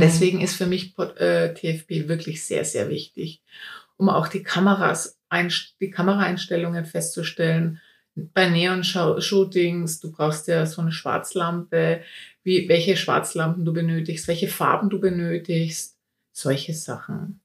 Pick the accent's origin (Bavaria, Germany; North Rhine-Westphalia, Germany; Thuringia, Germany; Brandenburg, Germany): Bavaria, Germany; Bayreuth; ich komme aus Bayreuth, also aus dem schönen Frankenland, Oberfranken